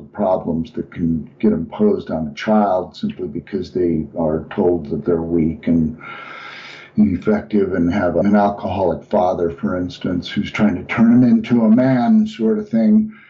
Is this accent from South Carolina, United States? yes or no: no; Salt Lake City, Utah, United States; now in Colorado, United States; I'm originally from the Salt Lake City area, but I'm now in Colorado